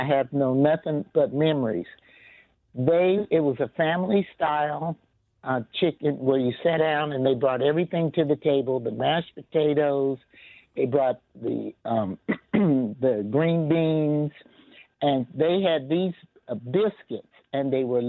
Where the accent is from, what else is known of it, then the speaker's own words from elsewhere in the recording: Los Angeles, California, United States; moved away as an adult; now in Kansas City, United States; I am really from California. I grew up in Los Angeles, California. So I came here in 1999 to have my first grandson.